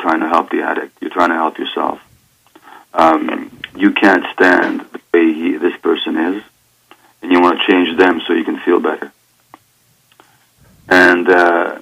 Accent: Budapest, Hungary; I was born in Budapest, Hungary, in 1944, January, so 71 and a half years ago now.

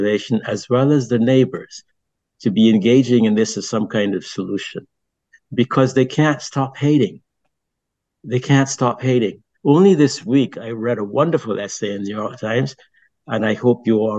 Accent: Barbados; also born or lived in France; now in New Haven, United States; I grew up in Barbados and I grew up in a British society

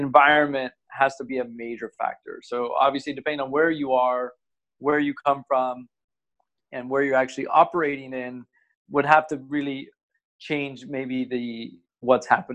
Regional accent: United States; moved away as an adult; also born or lived in Asia; now in Singapore; I'm originally from the States

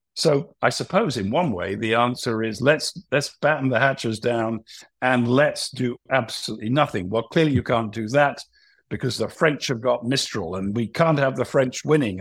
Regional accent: United Kingdom; I'm a Brit

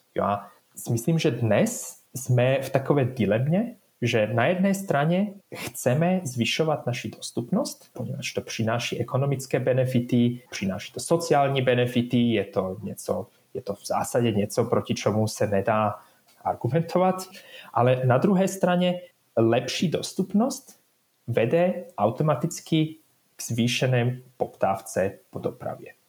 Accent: Bratislava, Bratislava Region, Slovakia; Czech is a second language; moved away as an adult; now in Switzerland; já pocházím ze Slovenska, já jsem vyrůstal v Bratislavě, takže v zásadě jsem Slovák

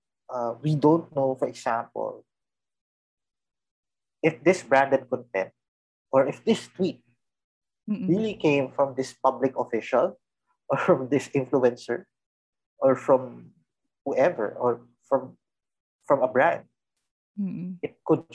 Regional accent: Philippines; we are Filipinos first

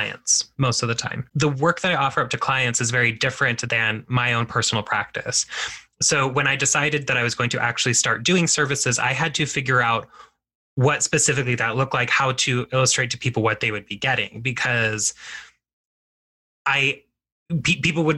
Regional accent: United States; as Mexican American people, we are both, you know, Mexican and we are American.

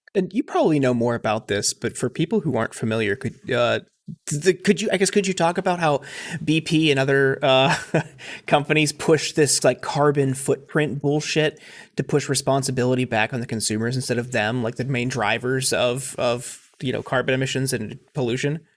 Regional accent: Northeast Ohio, United States; I grew up in Northeast Ohio um, and was there for the fracking boom

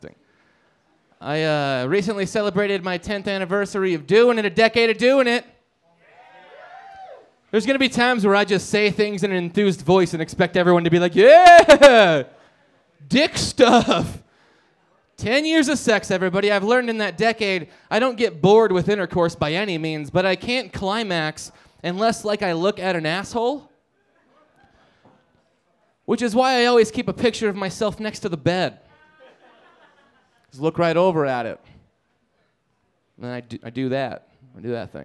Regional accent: Nebraska, United States; now in Denver, United States; I'm from Nebraska

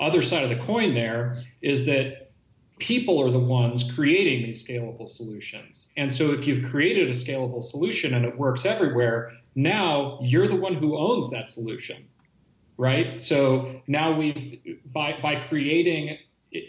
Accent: Bay Area, California, United States; born and raised in the Bay Area

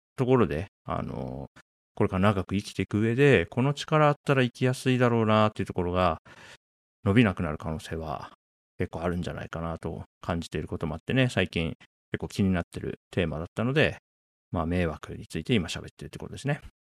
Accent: Japan; 僕は1983年に日本に生まれて、まあ、40年、ね、経ちましたね。

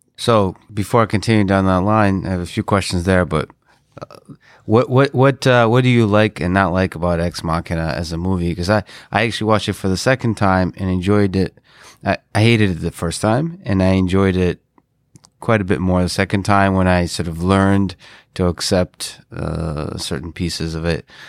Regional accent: Russia; moved away; I'm Russian originally

